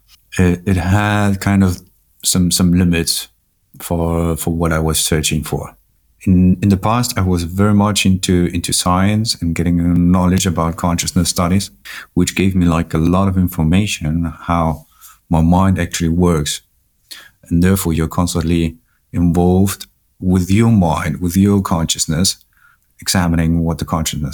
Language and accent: English; Germany; My parents are from Chile. I'm from Germany